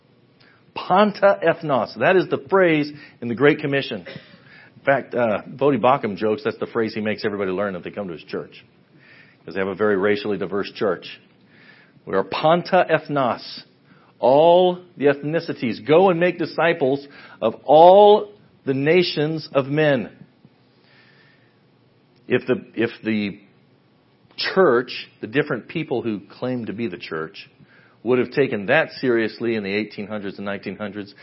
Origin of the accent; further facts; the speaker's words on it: Western Kansas, United States; now in Ada, United States; I grew up in Western Kansas